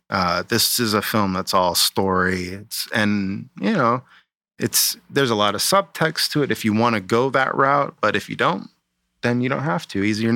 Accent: Arizona, United States; also born or lived in London; I'm from Arizona, so I grew up.

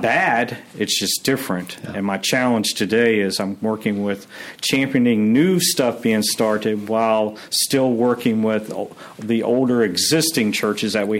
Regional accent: Maryland, United States; moved away; also born or lived in Pennsylvania / New York; I'm a native of the Northeast. I grew up in Maryland

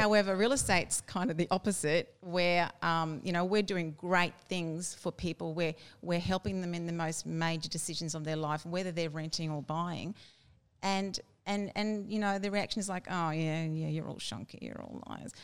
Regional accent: Brisbane, Queensland, Australia; I was born in Brisbane, all my life in Brisbane

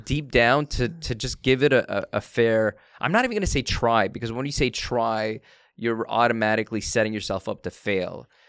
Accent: Canada; I was born in Canada.

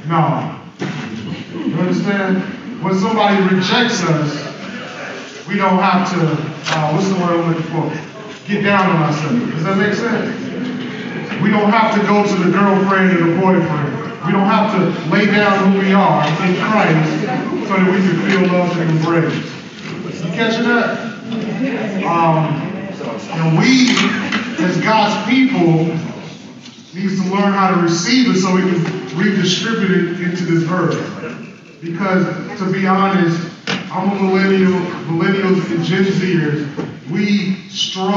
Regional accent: Winston-Salem, North Carolina, United States; I am from Winston-Salem, North Carolina, and I do Chi Alpha in the great city of Winston-Salem.

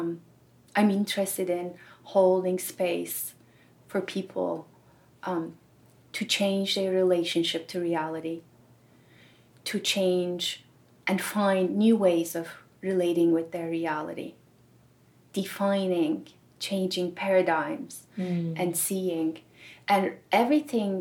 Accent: Turkey; first language Turkish; English is a second language; moved away as an adult; also born or lived in Germany; now in United States; I grew up in a very small town in Turkey and went to college all through high school in Turkey

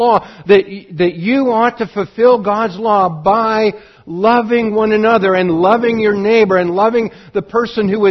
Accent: Montana, United States; now in Oregon, United States; I grew up in Montana

